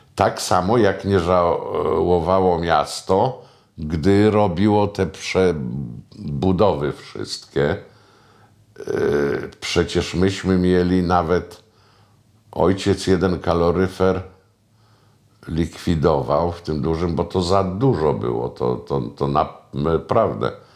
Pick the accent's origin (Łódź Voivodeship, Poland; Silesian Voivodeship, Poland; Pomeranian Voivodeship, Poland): Pomeranian Voivodeship, Poland; Starzyński Dwór near Puck; also born or lived in Sopot; tak to wychowywała mnie babcia z dziadkiem w Starzyżynie, tam gdzie urodziłem się pod Puckiem